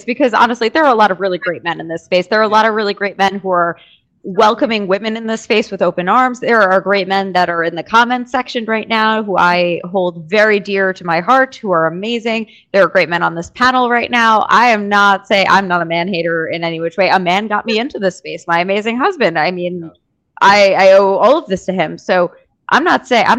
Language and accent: English; New York, United States; I'm a New Yorker